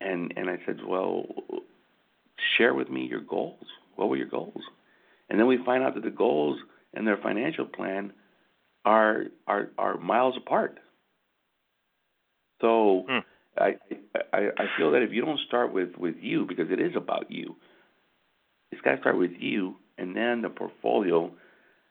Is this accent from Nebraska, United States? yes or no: no; Michigan, United States; we're from Michigan